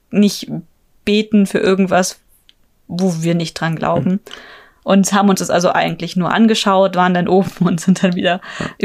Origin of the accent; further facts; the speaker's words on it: Germany; Lucky Bag sagt man bei uns in Deutschland.